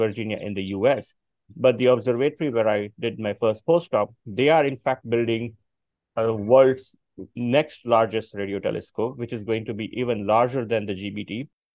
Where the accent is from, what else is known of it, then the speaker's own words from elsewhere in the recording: Botad, Gujarat, India; also born or lived in Bhavnagar, India; I come from a very small town in India called Botad, where I initially did my schooling